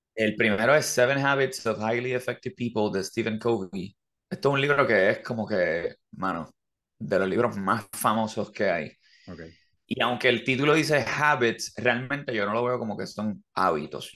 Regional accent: Levittown, Toa Baja, Puerto Rico; now in Carolina, Puerto Rico; yo me crié en Levitown

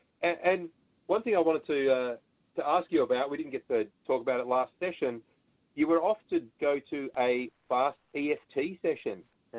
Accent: Australia

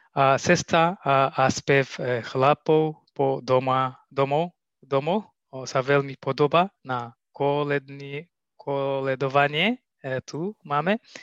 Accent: Ethiopia; Slovak is a second language; moved away as an adult; now in Slovakia; u nás v Etiópie

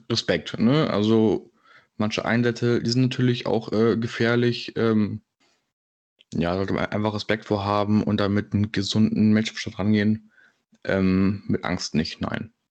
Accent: Berlin, Germany; ich komme aus Berlin

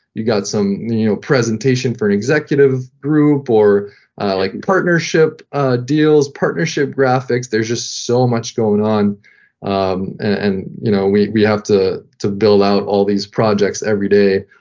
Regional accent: Ottawa, Ontario, Canada; first language French; English is a second language; moved away as an adult; also born or lived in Quebec City, Canada / France; now in Florida, United States; I'm actually from Ottawa, Canada

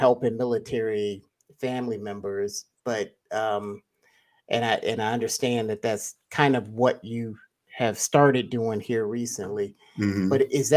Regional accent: Ohio, United States; I'm from Ohio

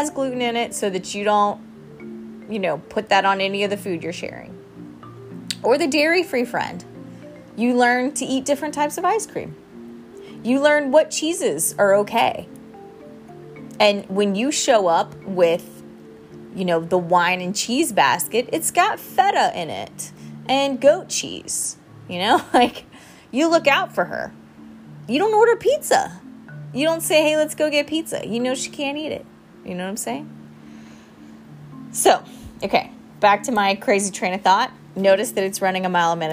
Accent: South Carolina, United States; now in Thailand; I'm from South Carolina

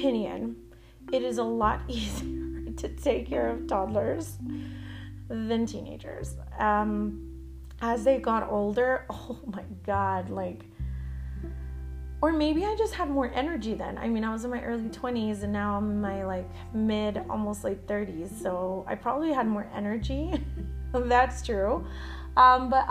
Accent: El Paso, Texas, United States; moved away as an adult; also born or lived in Arlington, Texas; I'm from El Paso, Texas. We moved to Arlington in Dallas

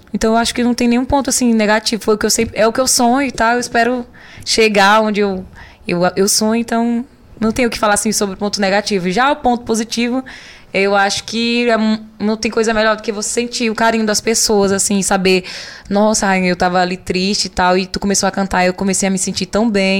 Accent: Olho d'Água das Cunhãs, Maranhão, Brazil; o nome da minha cidade, de onde eu nasci, de onde eu me criei

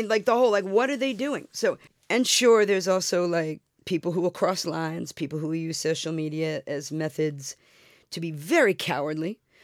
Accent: New York City, New York, United States; I'm from Brooklyn. We got chutzpah.

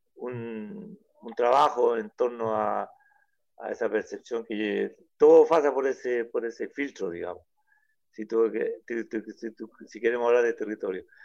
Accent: Mejillones, Antofagasta, Chile; yo soy de Mejillones

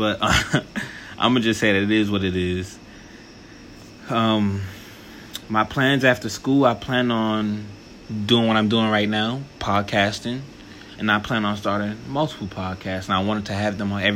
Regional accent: Apollo Beach, Florida, United States; also born or lived in Baltimore, Maryland / Fort Lauderdale, Florida; We moved to a little suburban town outside of Tampa called Apollo Beach. It was cool. You know, I finished elementary, middle, high school there.

